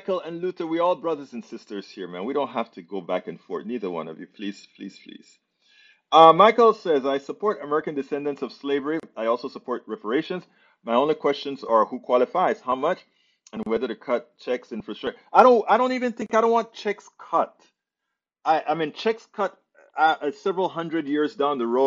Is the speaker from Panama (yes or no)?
yes; Panama; moved away; I'm from Panama